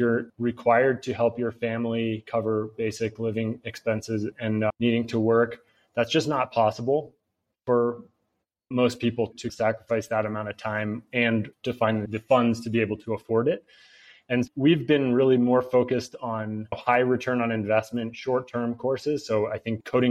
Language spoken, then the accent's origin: English; United States; moved away; also born or lived in Barcelona, Spain; I'm an American entrepreneur.